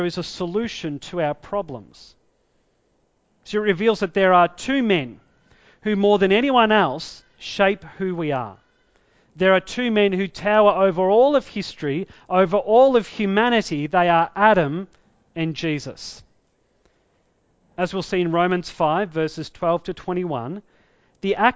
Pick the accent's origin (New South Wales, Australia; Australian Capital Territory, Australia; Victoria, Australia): Victoria, Australia; also born or lived in Tasmania; I grew up in Victoria, I was actually born in Tasmania